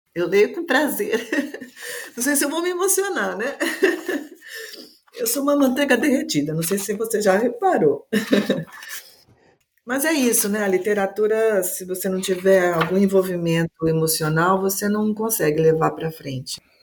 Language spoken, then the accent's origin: Portuguese; São Paulo, Brazil; now in Manaus, Brazil; Eu moro em Manaus, eu sou de São Paulo, mas eu moro em Manaus há uns vinte anos